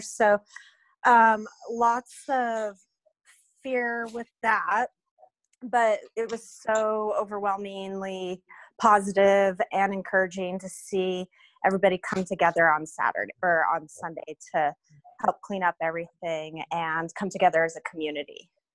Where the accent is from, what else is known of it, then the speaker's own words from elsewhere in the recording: Reno, Nevada, United States; I'm originally from Reno.